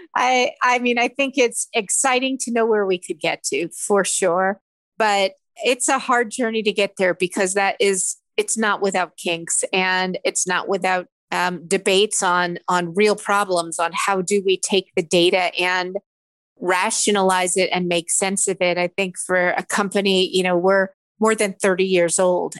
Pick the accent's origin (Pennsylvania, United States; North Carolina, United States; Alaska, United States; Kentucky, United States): Pennsylvania, United States; Philadelphia; I'm from Philadelphia